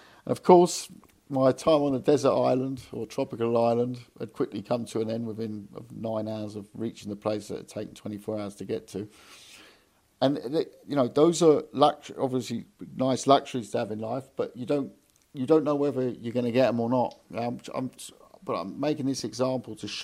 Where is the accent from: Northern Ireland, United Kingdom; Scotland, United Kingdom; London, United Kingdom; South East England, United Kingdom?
London, United Kingdom; moved away; also born or lived in Hamburg; I now live in London. My son lives in Hamburg. I moved to London 2 years ago now. Back to London. I'm from London.